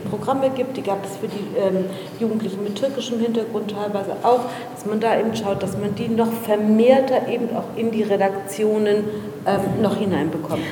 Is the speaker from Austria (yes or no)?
no; Berlin, Germany; Meine Eltern sind aus Afghanistan hierher gekommen. Ich bin in Berlin geboren